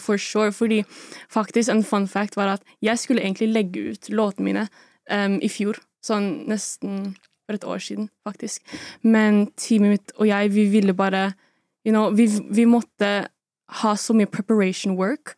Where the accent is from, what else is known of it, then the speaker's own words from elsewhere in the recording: Oslo, Norway; Jeg er fra Oslo, Sagene